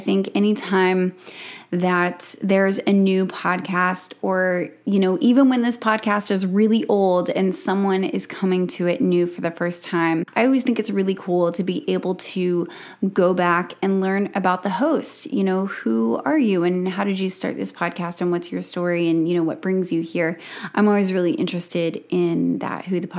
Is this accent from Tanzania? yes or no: no; South Alabama, United States; I grew up in South Alabama, where I homeschooled